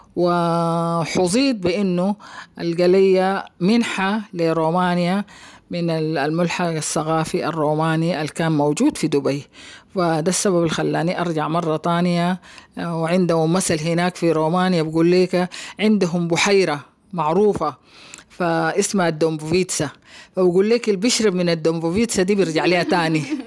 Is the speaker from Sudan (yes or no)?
yes; Khartoum, Sudan; moved away as an adult; also born or lived in Romania; نشأتي في الخرطوم